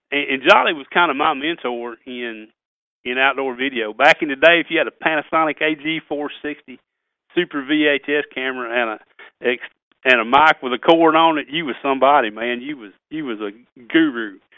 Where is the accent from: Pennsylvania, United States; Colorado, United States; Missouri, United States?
Missouri, United States; also born or lived in Tennessee / Kentucky; growing up in South Missouri, Tennessee, Kentucky, kind of grew up regionally.